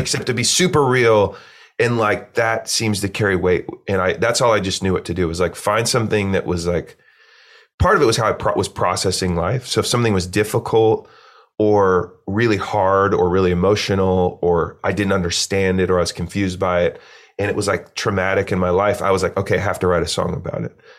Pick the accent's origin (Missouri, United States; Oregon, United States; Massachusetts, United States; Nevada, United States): Oregon, United States; Eugene; I grew up in Eugene, Oregon, small, kinda cool hippie college town